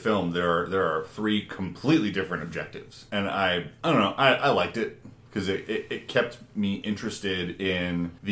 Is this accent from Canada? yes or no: yes; Canada; now in United States; as Canadian immigrants